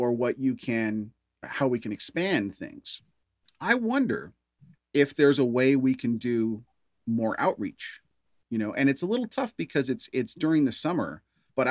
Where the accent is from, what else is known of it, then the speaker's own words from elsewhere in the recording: Canada; I am American, but I, you know, because I've never lived there, grew up in Canada